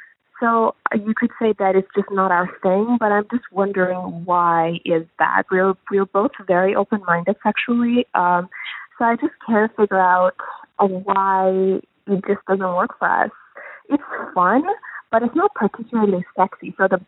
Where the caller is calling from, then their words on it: Toronto, Ontario, Canada; I'm calling from Toronto